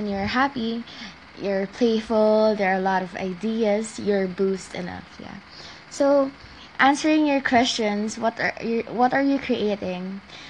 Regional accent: Philippines; I'm from the Philippines.

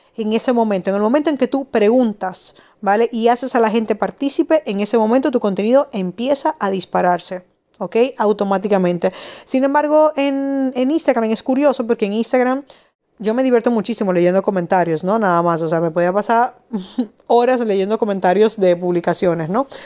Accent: Madrid, Community of Madrid, Spain; now in Dominican Republic; en Madrid, de donde yo soy

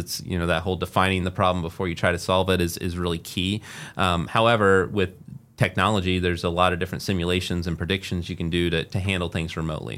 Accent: Muncie, Indiana, United States; also born or lived in Las Vegas, Nevada / Carmel, Indiana / Fishers, Indiana; I grew up in Muncie, Indiana and then lived in Las Vegas and then, uh, also, uh, back here in, in the, uh, Carmel area and, and Fishers.

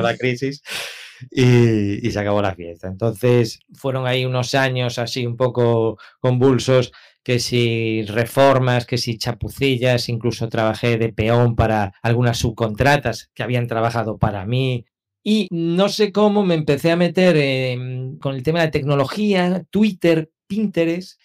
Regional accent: A Coruña, Galicia, Spain; moved away as an adult; now in Canary Islands, Spain; yo vengo de Coruña, yo nací en Coruña y allí viví hasta los veintipico años. Aquí en Canarias ya llevo veinte.

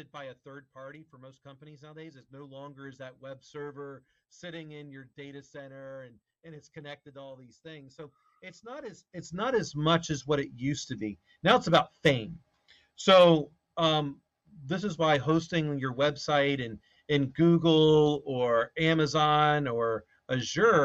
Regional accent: right next to DC, Maryland, United States; moved away; I'm from Maryland.

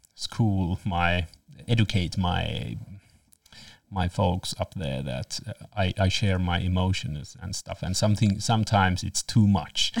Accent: Lapland, Finland; I'm from Lapland

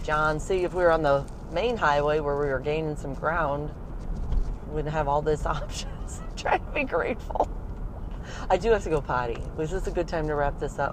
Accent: St. Louis, Missouri, United States; also born or lived in Ohio; now in St. Louis, United States; back to St. Louis where I was raised

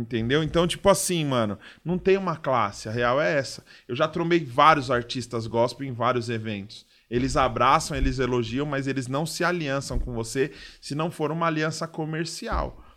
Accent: São Paulo, Brazil; eu sou da zona leste também

